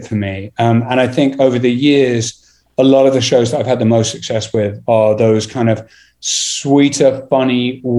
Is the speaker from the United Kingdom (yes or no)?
yes; England, United Kingdom; I'm English